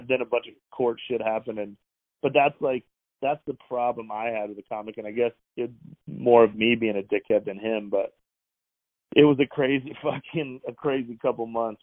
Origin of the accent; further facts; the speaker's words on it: Wyoming, United States; moved away; also born or lived in Las Vegas; I grew up in Wyoming, and my dad was in prison the whole time I was a kid